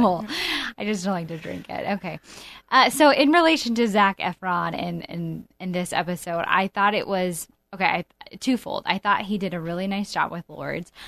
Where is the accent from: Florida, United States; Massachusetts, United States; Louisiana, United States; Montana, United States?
Montana, United States; moved away; I'm from Montana